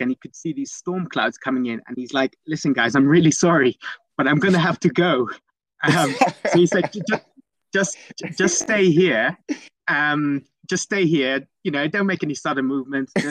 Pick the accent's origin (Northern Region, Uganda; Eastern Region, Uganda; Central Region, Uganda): Eastern Region, Uganda; also born or lived in Netherlands; so I'm, I'm I'm originally Dutch, and I was born in the Netherlands. But at the age of four, we we moved to a little uh, village in in eastern Uganda